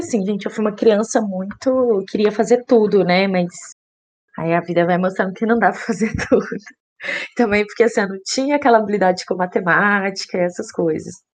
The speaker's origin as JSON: {"language": "Portuguese", "town": "Belo Horizonte", "region": "Minas Gerais", "country": "Brazil", "said": "Eu sou de Belo Horizonte"}